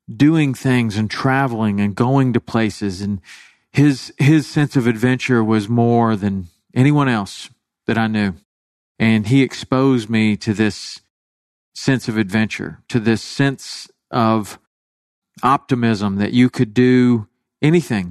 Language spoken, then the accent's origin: English; Chattanooga, Tennessee, United States; growing up in Chattanooga, Tennessee